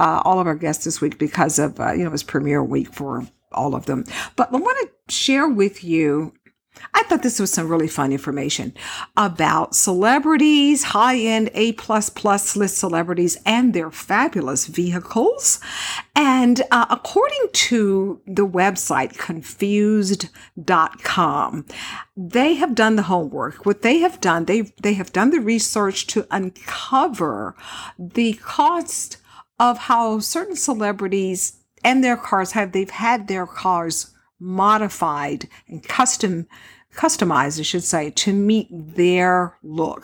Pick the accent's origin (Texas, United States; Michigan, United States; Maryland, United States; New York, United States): Texas, United States; Houston; now in Las Vegas, United States; I grew up in Texas. And so, yeah, in Houston, to be more exact